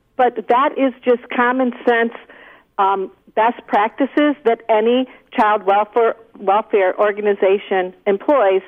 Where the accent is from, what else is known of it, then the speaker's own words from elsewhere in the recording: Toledo, Ohio, United States; Toledo, Ohio, my hometown